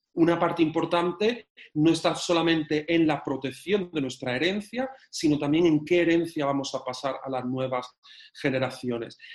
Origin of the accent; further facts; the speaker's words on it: Córdoba, Andalusia, Spain; moved away as an adult; also born or lived in London; yo soy un cordobés que nace en Córdoba